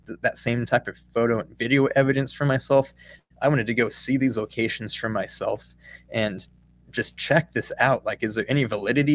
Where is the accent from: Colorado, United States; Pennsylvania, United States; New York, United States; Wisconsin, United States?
Colorado, United States; now in Missouri, United States; I live in Missouri now, but I grew up in Colorado